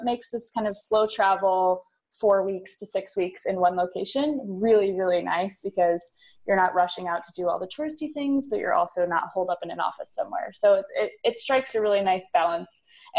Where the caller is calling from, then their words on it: Split, Split-Dalmatia County, Croatia; I'm recording from Split, Croatia.